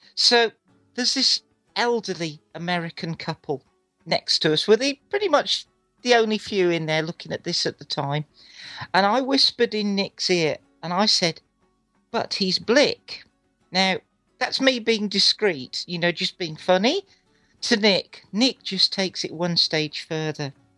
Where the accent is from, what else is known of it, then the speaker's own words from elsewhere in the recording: England, United Kingdom; Being English is great.